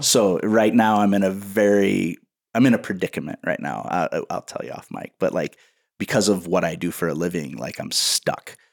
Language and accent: English; Waterloo, Iowa, United States; in Iowa, I live in, in a town called Waterloo